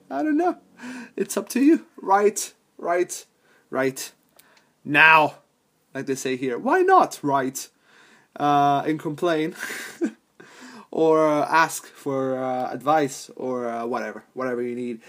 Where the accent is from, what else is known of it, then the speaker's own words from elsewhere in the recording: Palermo, Sicily, Italy; moved away; my hometown of Palermo